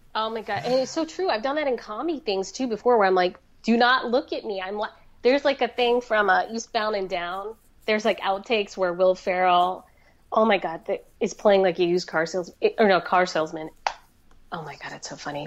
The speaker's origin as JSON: {"language": "English", "region": "Florida", "country": "United States", "tie": "born or raised there", "said": "the community I grew up around in Florida"}